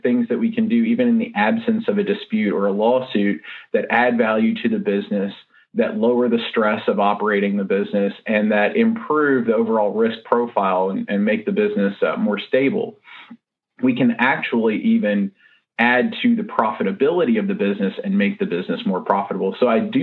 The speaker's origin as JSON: {"language": "English", "town": "Nashville", "region": "Tennessee", "country": "United States", "said": "I'm from Nashville, Tennessee, or the greater Nashville area, and our office is on West End Avenue in Nashville"}